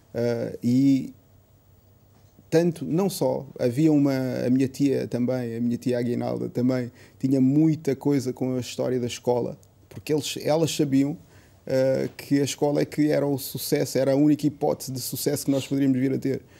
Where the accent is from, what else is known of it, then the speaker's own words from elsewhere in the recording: Portugal; eu já nasci cá em Portugal